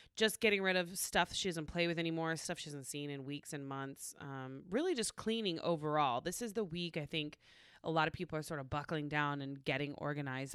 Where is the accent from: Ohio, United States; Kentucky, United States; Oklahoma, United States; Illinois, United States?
Oklahoma, United States; moved away; growing up in Oklahoma